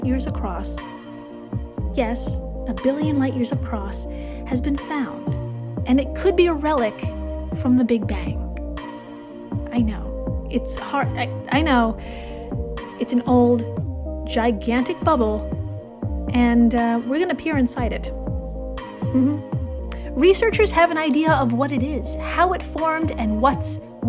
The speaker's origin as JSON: {"language": "English", "country": "United States", "said": "As an American myself"}